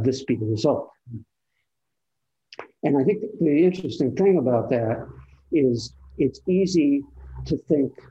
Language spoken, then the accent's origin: English; Northeast, United States; moved away; I'm from the Northeast where, you know, this time of year there'd be colors to see